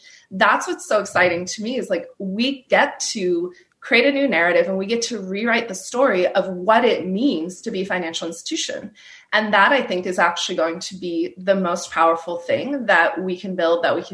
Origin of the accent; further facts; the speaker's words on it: Turkey; I'm from Turkey